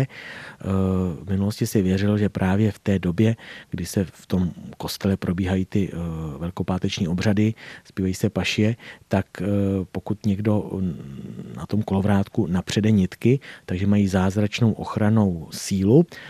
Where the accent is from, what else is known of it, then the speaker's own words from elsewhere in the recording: Doudlebsko, South Bohemian Region, Czechia; u nás na Rudebsku